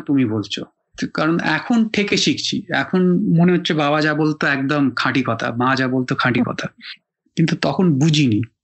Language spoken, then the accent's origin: Bangla; Kolkata, West Bengal, India; now in Mumbai, India; আমরা তো ওখানে জন্মেছি